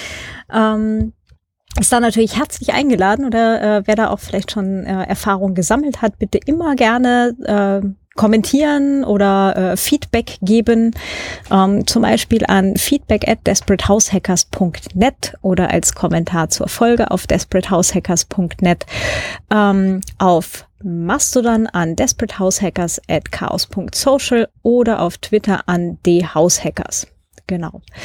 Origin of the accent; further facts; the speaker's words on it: Germany; moved away; da wo ich herkomme, kleines äh, Dorf halt im Vorharz.